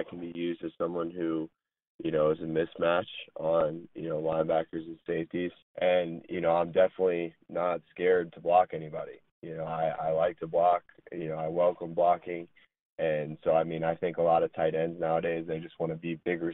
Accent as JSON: {"language": "English", "town": "Tampa", "region": "Florida", "country": "United States", "tie": "born or raised there", "said": "I'm originally from Tampa, Florida. I played at a school in high school called Land O'Lakes High School"}